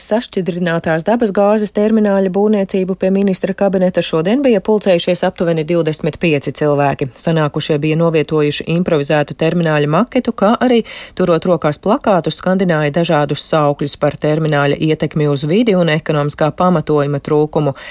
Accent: Saukrasti, Saukrasti Municipality, Latvia; Esmu no Saukrastiem. Kopā ar meitu.

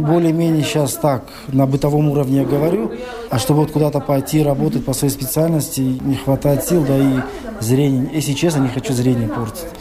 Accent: Chkalovsk, Sughd, Tajikistan; moved away as an adult; now in Leeds, United Kingdom; я из Чкаловской. Это в Таджикистане, более севернее.

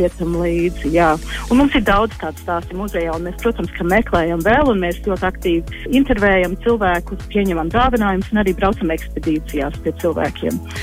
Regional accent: Queensland, Australia; moved away as an adult; also born or lived in Canada; now in Latvia; īstenībā es esmu uzaugusi Austrālijā, jo tēvs jau strādāja universitātē Austrālijā, Kvinslendē, un tur es arī uzaugu

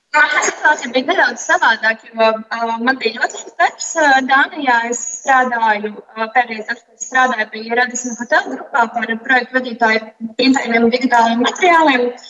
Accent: Latvia; moved away; also born or lived in Denmark; es esmu no Latvijas, bet es ļoti ilgu laiku nu, bijis kur citur

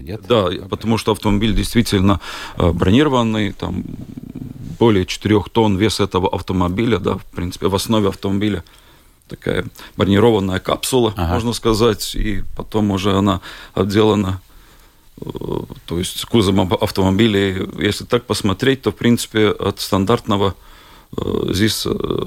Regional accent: Bauska, Latvia; я из Бауска

